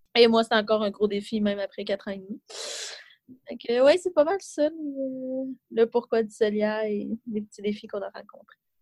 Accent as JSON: {"language": "French", "town": "Trois-Rivières", "region": "Quebec", "country": "Canada", "also_born_or_lived": "Montreal", "moved": "as an adult", "said": "quand je suis revenue euh, à Trois-Rivières, parce que je viens de Trois-Rivières"}